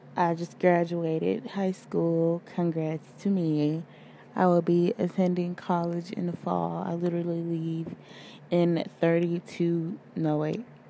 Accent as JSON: {"language": "English", "region": "Georgia", "country": "United States", "said": "I'm from Georgia"}